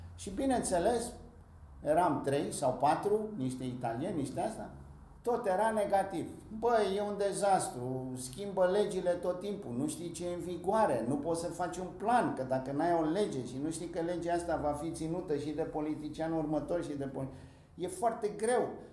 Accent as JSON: {"language": "Romanian", "region": "Bucharest", "country": "Romania", "tie": "born or raised there", "also_born_or_lived": "Greece", "moved": "yes", "said": "eu am crescut pe străzile Bucureștiului"}